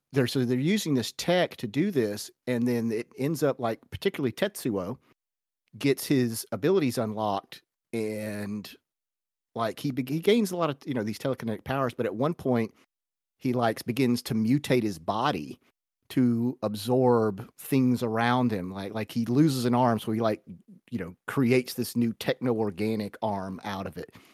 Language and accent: English; United States; as an American